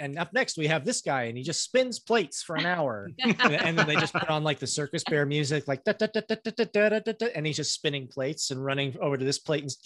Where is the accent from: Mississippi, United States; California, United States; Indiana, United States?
Indiana, United States; Greenwood; we grew up in Greenwood, Indiana